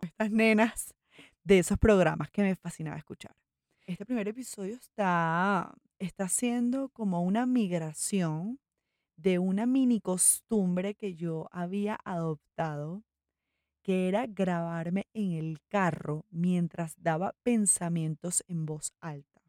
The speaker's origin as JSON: {"language": "Spanish", "country": "Venezuela", "moved": "as an adult", "lives_now": "Medellín, Colombia", "said": "Yo soy venezolana, vivo en Colombia desde hace seis años"}